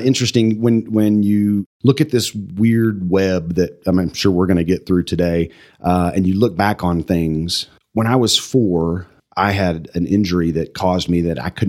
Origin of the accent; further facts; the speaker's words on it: Pampa, Texas, United States; now in Amarillo, United States; I think it drove us back to come to Amarillo based on, you know, how I was raised in a small town